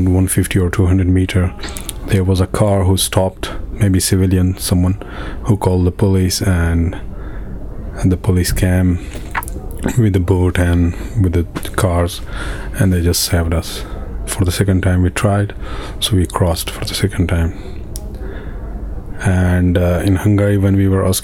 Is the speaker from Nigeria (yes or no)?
no; Afghanistan; now in Calais, France; I came from Afghanistan to Iran